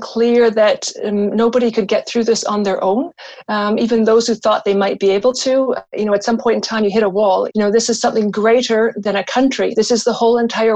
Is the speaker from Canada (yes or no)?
yes; Canada; now in Switzerland; Canada is actually my home country